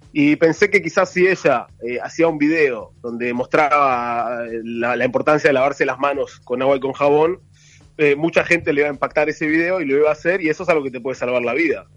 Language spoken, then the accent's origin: Spanish; Uruguay; now in Israel; cuando éramos chicos en Uruguay